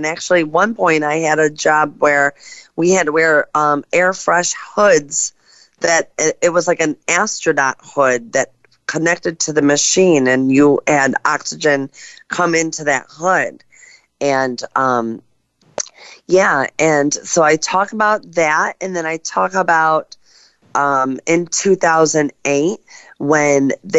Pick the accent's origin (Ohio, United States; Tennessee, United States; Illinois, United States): Ohio, United States; Cleveland; I'm from Cleveland, Ohio